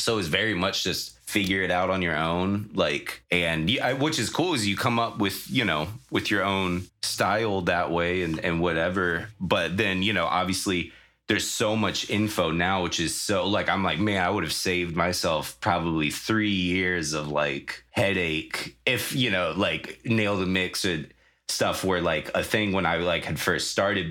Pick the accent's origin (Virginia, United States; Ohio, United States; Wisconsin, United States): Virginia, United States; I grew up in Virginia